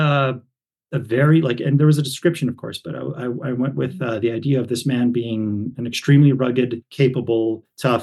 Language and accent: English; Sandy Bay and La Ronge, northern Saskatchewan, Canada; also born or lived in Prince Albert, Saskatchewan; My hometown actually is Sandy Bay and LaRange, even further up north, but that's where I went to high school.